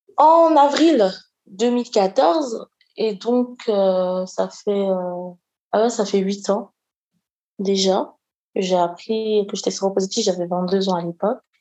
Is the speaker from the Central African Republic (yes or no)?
no; Côte d’Ivoire; also born or lived in near Lyon, France; now in France; je suis une Ivoirienne et je vis près de Lyon